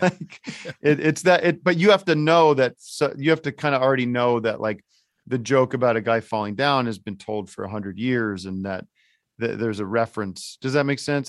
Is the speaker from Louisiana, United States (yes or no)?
no; Allentown, Pennsylvania, United States; I grew up in Allentown